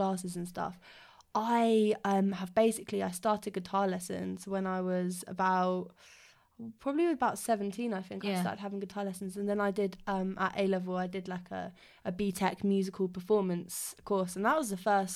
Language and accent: English; Surrey, South East England, United Kingdom; I come from Surrey, so yeah, just sort of outside South London